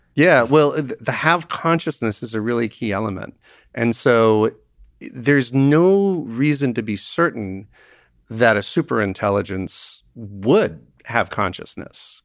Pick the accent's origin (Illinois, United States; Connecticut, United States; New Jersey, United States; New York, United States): Connecticut, United States; my home state of Connecticut